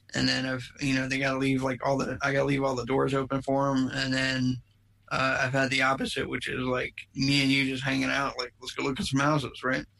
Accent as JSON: {"language": "English", "country": "United States", "tie": "born or raised there", "moved": "yes", "lives_now": "Plano, United States", "said": "I grew up on the East Coast. I grew up in the Maryland, D.C., Virginia area"}